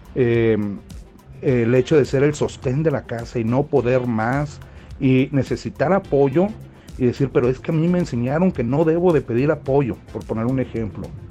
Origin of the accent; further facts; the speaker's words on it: Tlaquepaque, Jalisco, Mexico; soy de Guadalajara, Jalisco, de Tlaquepaque